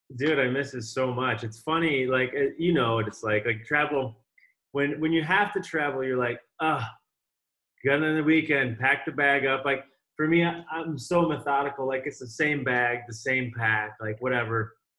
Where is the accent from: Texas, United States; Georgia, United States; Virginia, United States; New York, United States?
New York, United States; Rochester; my mother is actually from upstate, so uh, I just ended up up here pretty much my whole life